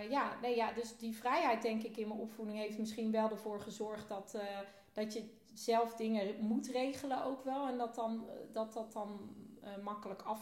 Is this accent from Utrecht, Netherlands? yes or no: yes; Utrecht, Netherlands; ook in Utrecht. In, eerst in, geboren in Lunetten, en toen in Ogenal.